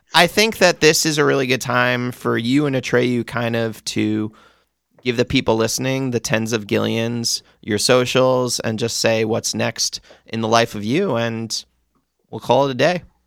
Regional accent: Long Island, New York, United States; now in Los Angeles, United States; I'm actually from Long Island

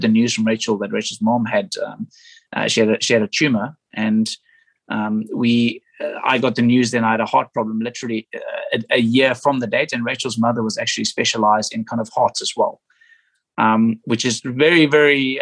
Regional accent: South Africa; Me being a South African

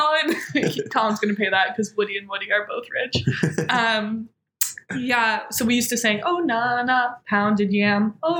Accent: Nairobi, Kenya; I grew up in Nairobi, Kenya.

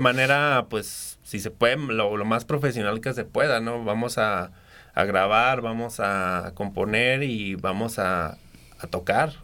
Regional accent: Aguascalientes, Mexico; Aguascalientes, o sea, si sí soy nativo de aquí

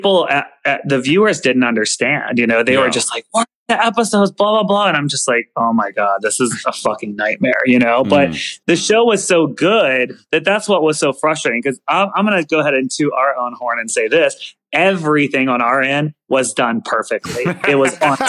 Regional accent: the South, United States; I'm from the South

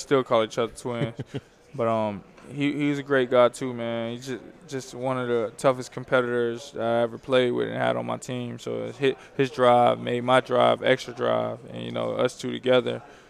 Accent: Youngstown, Ohio, United States; moved away as an adult; now in Kentucky, United States; I'm from Youngstown, Ohio

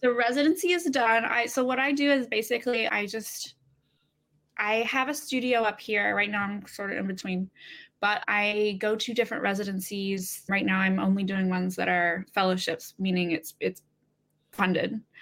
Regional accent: Alabama, United States; now in Brooklyn, New York, United States; I'm from Alabama originally

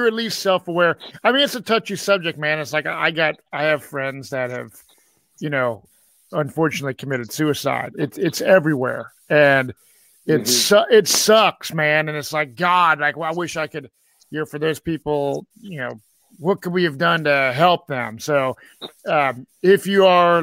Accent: Cincinnati, Ohio, United States; My hometown, Cincinnati, Ohio, is where I live

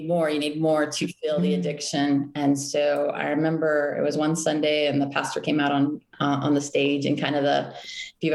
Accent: Austin, Texas, United States; I was born and raised right here in Austin, Texas.

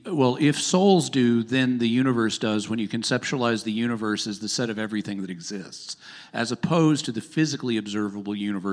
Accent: the South, United States; I'm from the South. That's not going to work.

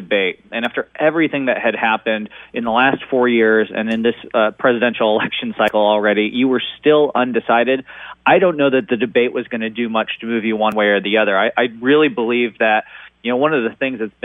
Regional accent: Seattle, Washington, United States; I was born in Seattle

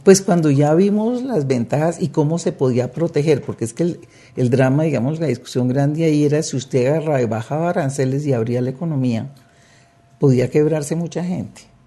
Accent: Colombia; aquí en Colombia

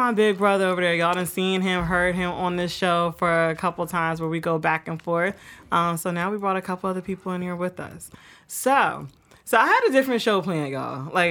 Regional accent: Willingboro, New Jersey, United States; So here we are, Ace of Spades Studio Willowboro, New Jersey. Y'all gotta love it. Great quality, great time here. Yeah. My hometown.

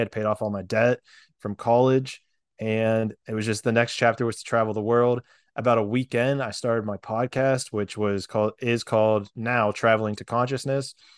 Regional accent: Pennsylvania, United States; moved away as an adult; also born or lived in Florida / San Diego, California; I grew up in Pennsylvania

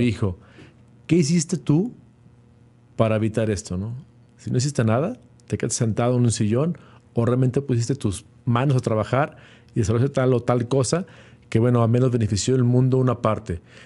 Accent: Mexico; como mexicanos y latinoamericanos, vio una, una, capacidad para emprender porque ahora lo que producía China lo podemos hacer aquí en México

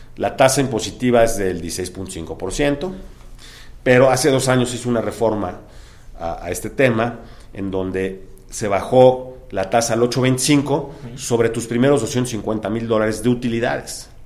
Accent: Mexico; moved away; also born or lived in Hong Kong; siendo mexicano

